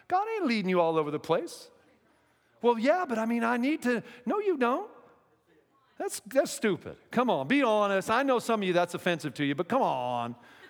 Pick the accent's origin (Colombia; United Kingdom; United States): United States; Pacific Northwest; And by the way, I'm from the Northwest, and now gay marriage is legal in the Northwest, in Washington State, a few other states